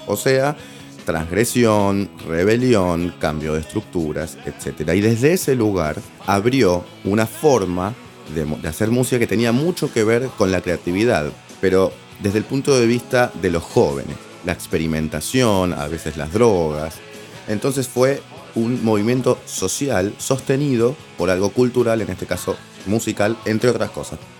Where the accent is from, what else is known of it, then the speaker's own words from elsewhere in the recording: Buenos Aires, Argentina; Si vos naciste en Capital Federal en la década de los 70, casi 80 como yo